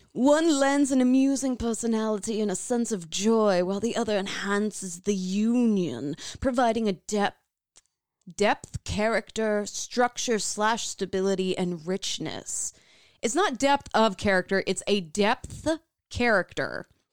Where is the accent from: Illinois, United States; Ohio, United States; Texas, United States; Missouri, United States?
Illinois, United States; Midwest; born or raised there